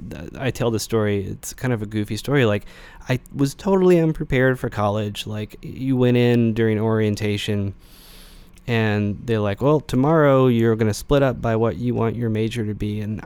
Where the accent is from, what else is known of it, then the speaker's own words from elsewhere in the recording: Knoxville, Tennessee, United States; Yeah, so, I grew up in Knoxville.